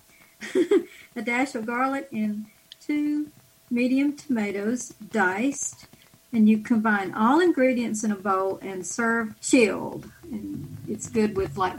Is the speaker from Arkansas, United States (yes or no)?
no; Jackson, Mississippi, United States; I'm from Jackson, Mississippi